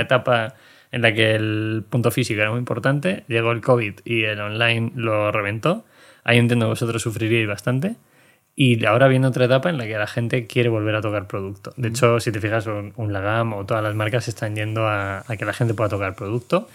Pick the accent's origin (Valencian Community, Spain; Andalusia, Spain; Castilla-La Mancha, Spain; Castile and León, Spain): Castile and León, Spain; Segovia; Yo soy de Segovia